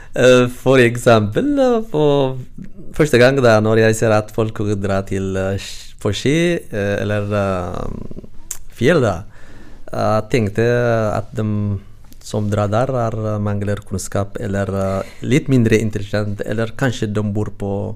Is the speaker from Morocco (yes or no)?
no; Eritrea; Norwegian is a second language; moved away as an adult; now in Norway; Jeg kommer fra Eritrea